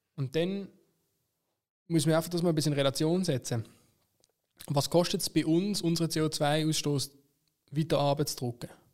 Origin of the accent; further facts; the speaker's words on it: Basel-Stadt, Switzerland; bei uns in Basel-Stadt